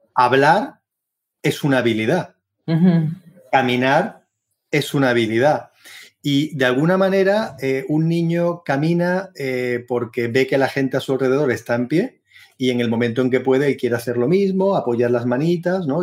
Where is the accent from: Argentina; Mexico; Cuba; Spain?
Spain; Seville, Andalusia; moved away as an adult; also born or lived in Berlin, Germany; soy de Sevilla, una ciudad preciosa en el sur de España